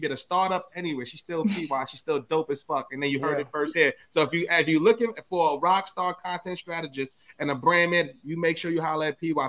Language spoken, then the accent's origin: English; New York City, New York, United States; from the Bronx. I got two kids.